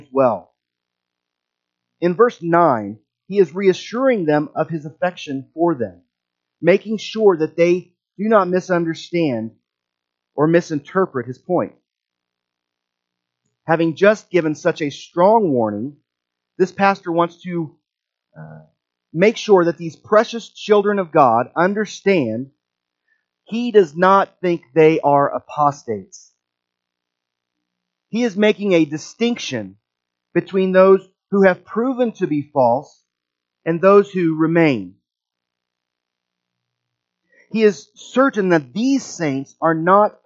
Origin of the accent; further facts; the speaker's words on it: Midwest, United States; accent: Midwestern; my Midwestern accent